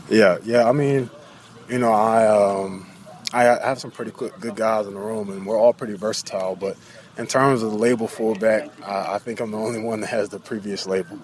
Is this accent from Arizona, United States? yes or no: no; North Carolina, United States; I grew up in North Carolina